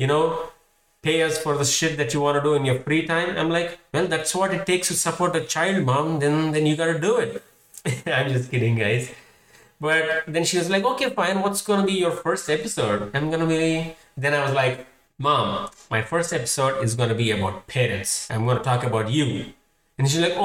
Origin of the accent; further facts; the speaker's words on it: Hyderabad, Telangana, India; English is a second language; now in United States; I am Indian. I was born in Hyderabad